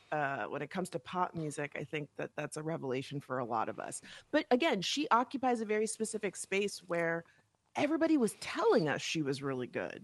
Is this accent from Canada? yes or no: no; West Palm Beach, Florida, United States; also born or lived in Miami / New York; now in Los Angeles, United States; I'm from West Palm Beach